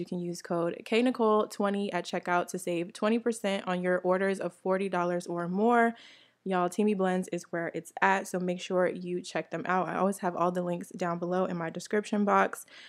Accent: New Jersey, United States; moved away; also born or lived in Atlanta, Georgia; I, I'm from New Jersey originally

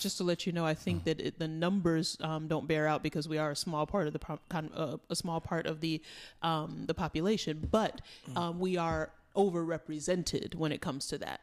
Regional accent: New York City, New York, United States; we grew up in New York City

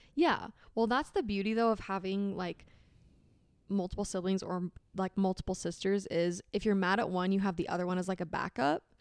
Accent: Arizona, United States; moved away as an adult; now in Utah, United States; I was born and raised in Arizona

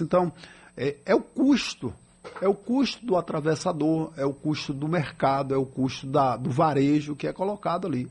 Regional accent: Miguel Calmon, Bahia, Brazil; eu que sou de Miguel Comon

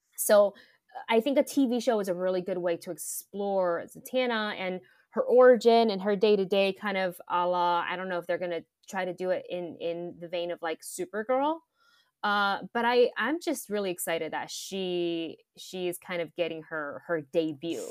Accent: Taiwan; moved away; growing up in Taiwan

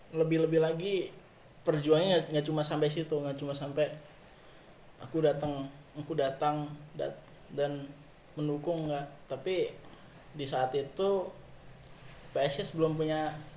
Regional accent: Semarang, Central Java, Indonesia; aku sendiri asal kota kebanggaanku Semarang

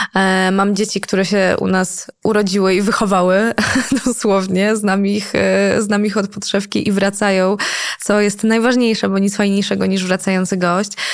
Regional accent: Poland; accent: Slavic; byłam jedyną Polką, więc wszyscy byli zachwyceni moim słowiańskim akcentem.

